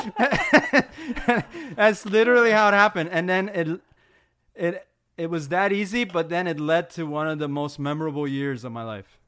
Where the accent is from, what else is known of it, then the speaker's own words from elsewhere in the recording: Maryland, United States; I grew up in Maryland